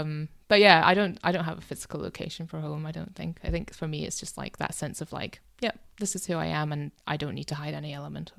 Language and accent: English; United Kingdom; also born or lived in Myanmar; I've grown up in Britain, I don't know the language as well as I want to, I don't know the culture as well as I want